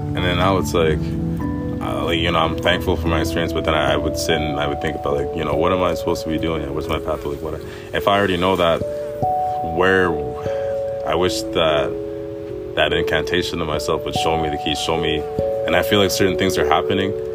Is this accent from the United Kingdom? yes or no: no; Winnipeg, Manitoba, Canada; I grew up in Winnipeg.